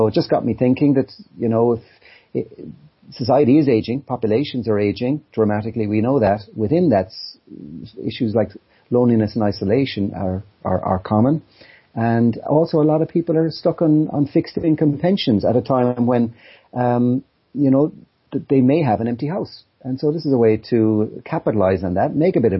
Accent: County Kerry, Munster, Ireland; now in Dublin, Ireland; I'm from Kerry, Clonmel, County Kerry, and I built a house there about 5 years ago in a bit of land that my dad gave me

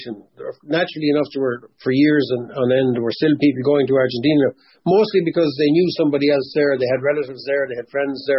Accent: Drumraney, Westmeath, Ireland; I'm from a place called Drumraney

